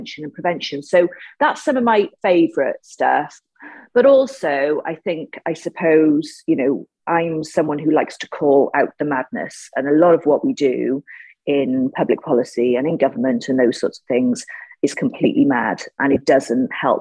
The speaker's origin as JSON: {"language": "English", "town": "Cardiff", "region": "Wales", "country": "United Kingdom", "tie": "born or raised there", "said": "I was born in Ely. I grew up in a place called Ely in Cardiff"}